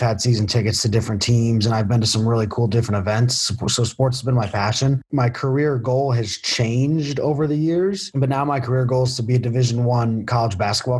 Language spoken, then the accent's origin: English; Danbury, Connecticut, United States; moved away as an adult; now in Lynchburg, United States; I'm from Danbury, Connecticut. I graduated from Danbury High School